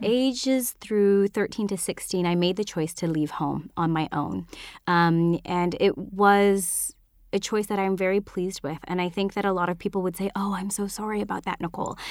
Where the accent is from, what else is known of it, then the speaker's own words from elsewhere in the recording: northern British Columbia, Canada; also born or lived in Vancouver, Canada; I, I'm from Canada, so this was way up north and then tier of B C